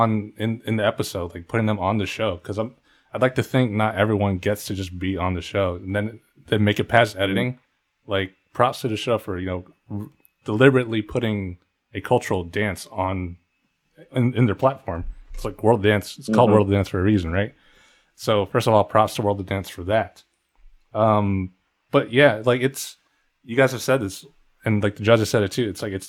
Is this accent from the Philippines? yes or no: yes; Philippines; The three of us being Filipino, we have our own cultural dances.